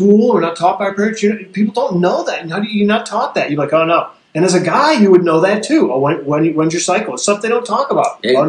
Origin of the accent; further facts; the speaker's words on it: United States; I'm American.